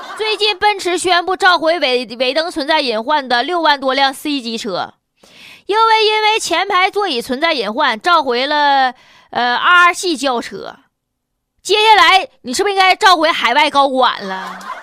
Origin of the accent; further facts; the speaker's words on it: China; accent: Northeastern (Dongbei); 作为中国人